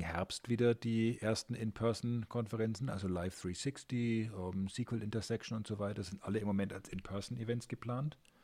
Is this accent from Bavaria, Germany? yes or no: yes; Nuremberg, Bavaria, Germany; bei uns in Nürnberg